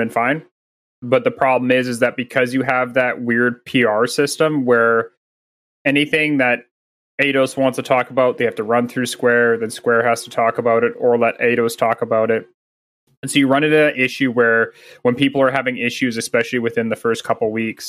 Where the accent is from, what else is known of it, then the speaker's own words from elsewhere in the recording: Canada; I'm Canadian